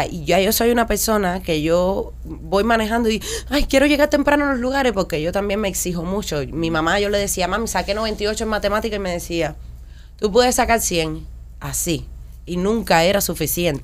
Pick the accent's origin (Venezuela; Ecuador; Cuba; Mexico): Cuba; moved away as an adult; los que venimos de Cuba